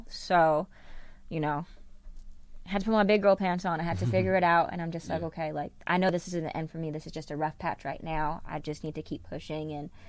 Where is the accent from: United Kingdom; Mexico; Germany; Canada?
Canada; As a Canadian, you have 5 years of eligibility as opposed to four years over in here in the NCAA.